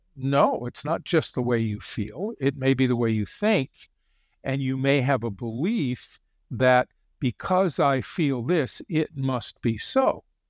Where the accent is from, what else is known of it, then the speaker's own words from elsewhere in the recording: Connecticut, United States; I grew up in Connecticut.